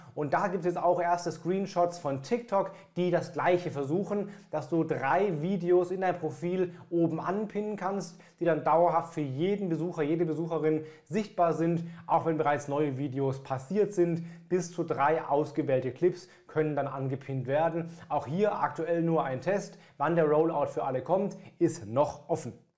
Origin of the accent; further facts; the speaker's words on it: Germany; bei uns in Deutschland